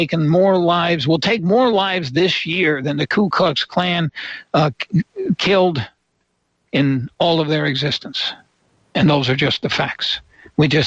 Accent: New York, United States; I was born in New York State

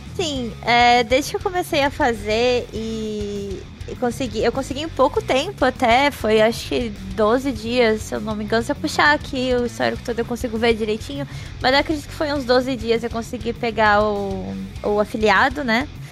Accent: Rio Grande do Sul, Brazil; eu sou gaúcha também

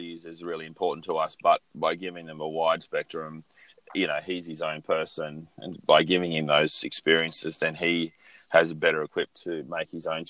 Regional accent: Australia; I'm a white male, growing up in Australia

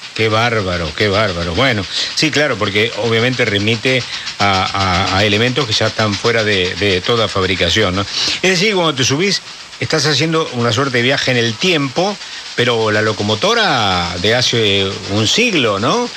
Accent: San Pedro, Argentina; lo recuerdo de pibe en San Pedro

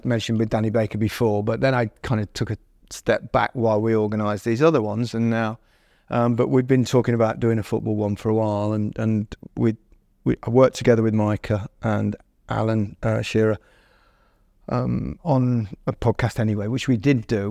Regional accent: Leicester, East Midlands, United Kingdom; Leicester brand, which is, you know, my hometown

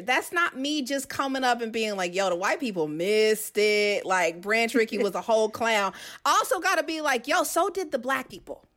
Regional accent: Kansas City, Missouri, United States; moved away as an adult; also born or lived in Georgia; I'm originally from Kansas City, so I went back home after graduating from Georgia Southern.

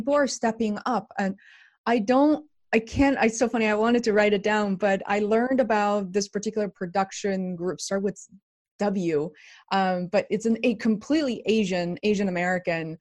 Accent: Beijing, China; moved away as an adult; now in United States; I didn't come to the US until around 2000. And so I grew up in China, in Beijing

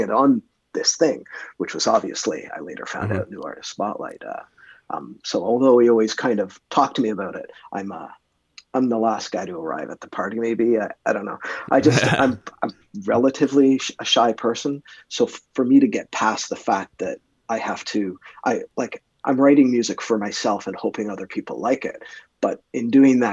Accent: Canada; being Canadian

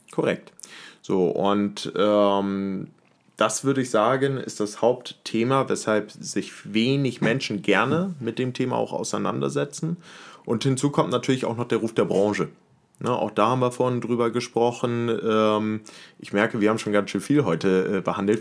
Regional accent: Henstedt-Ulzburg, Schleswig-Holstein, Germany; moved away as an adult; now in Hamburg, Germany; Ich bin aufgewachsen in Henstedt-Ulzburg

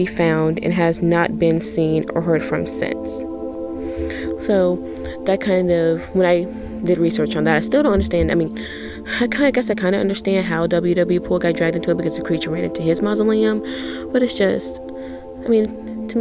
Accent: Virginia, United States; my home state of Virginia

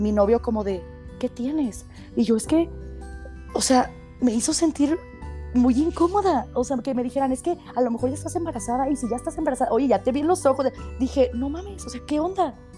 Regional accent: Guadalajara, Jalisco, Mexico; Nací en Guadalajara, Jalisco, en el hospital, no me acuerdo cuál fue, pero aquí, en, Guadalajara, en Guadalajara

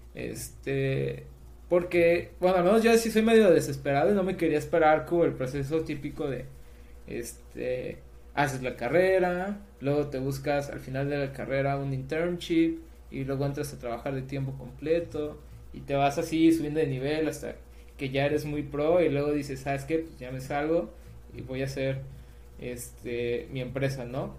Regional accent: Mazatlán, Sinaloa, Mexico; also born or lived in Escuinapa, Sinaloa; yo soy sinaloense, o sea, de, yo nací en Espinapa, Sinaloa

